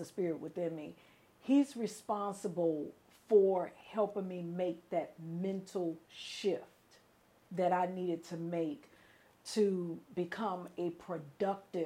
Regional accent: Chicago, Illinois, United States; moved away as an adult; also born or lived in New Orleans, Louisiana; I am originally from Chicago, Illinois. Born and raised in Chicago

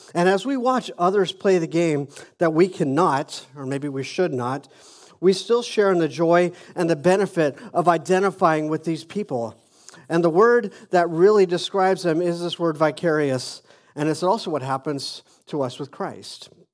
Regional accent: Phoenix, Arizona, United States; moved away as an adult; I was born in Phoenix, Arizona, and I lived there most of my young life until I was almost twenty-five.

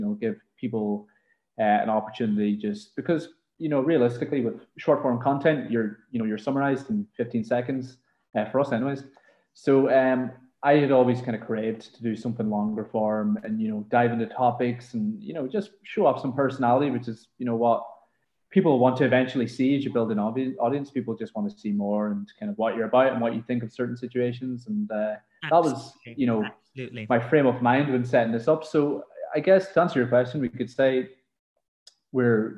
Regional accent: Ireland; accent: Irish; as an Irish guy

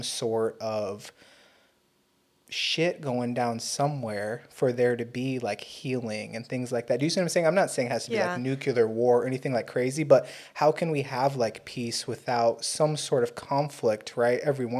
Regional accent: Fort Peck Reservation, Montana, United States; I'm Native American from the Fort Peck tribes reservation up in Montana

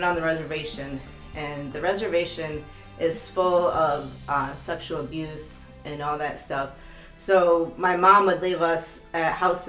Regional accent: Durham, North Carolina, United States; born there; also born or lived in Maine; So I lived in North Carolina. I was born in Durham, North Carolina at Duke University Hospital.

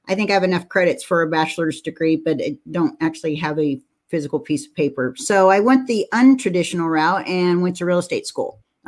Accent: San Jose, California, United States; I'm a California girl and I grew up in San Jose

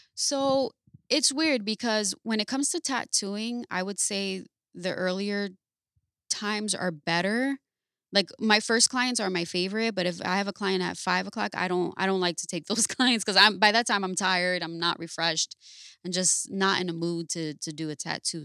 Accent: Paterson, New Jersey, United States; I'm from Patterson, New Jersey

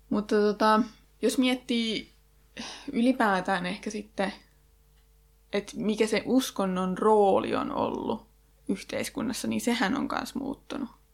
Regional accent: Janakkala, Tavastia Proper, Finland; mähän itse oon Janakkalasta

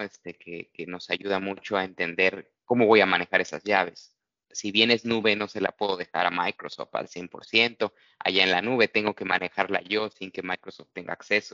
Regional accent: Mexico; soy mexicano

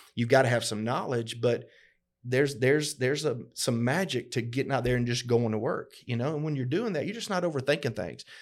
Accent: LaGrange, Georgia, United States; we grew up both here in LaGrange, Georgia.

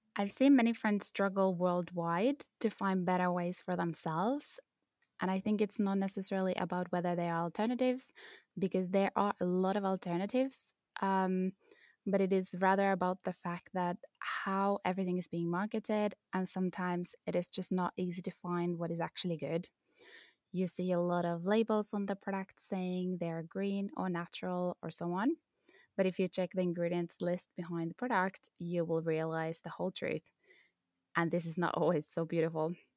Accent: Finland; I come from Finland

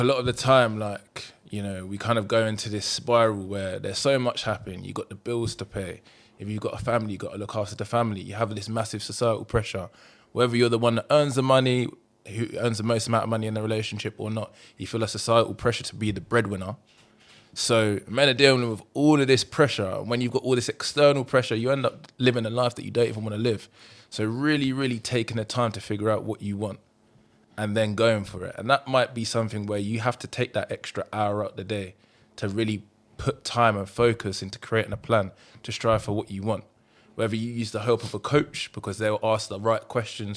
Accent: Luton, East of England, United Kingdom; I grew up in Luton. Bit of a rough area

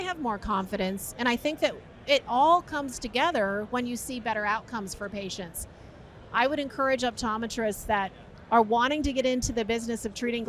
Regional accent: New York, United States; now in Florida, United States; I was born in New York

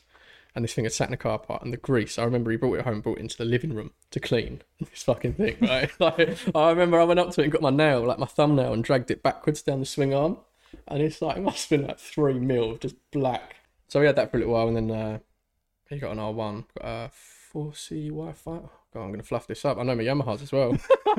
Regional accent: London, United Kingdom; growing up in North London

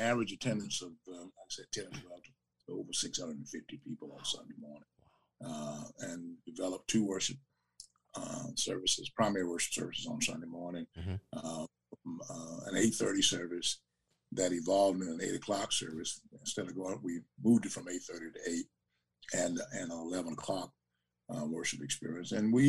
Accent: Savannah, Georgia, United States; because we came from Savannah.

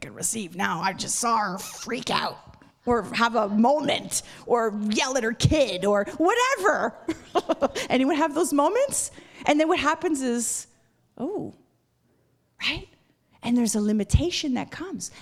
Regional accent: Montreal, Quebec, Canada; moved away; like at my own hometown. Montreal is where I'm from

